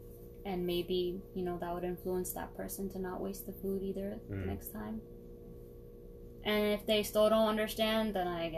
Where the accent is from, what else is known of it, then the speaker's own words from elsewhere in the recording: United States; I was born and raised in America